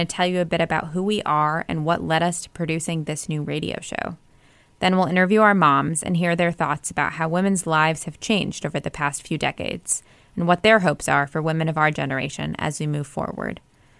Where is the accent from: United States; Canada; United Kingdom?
United States; Iowa City, Iowa; when I was 16, I was a sophomore in high school growing up in Iowa City, Iowa, university town where my family lived. And I spent most of my life growing up.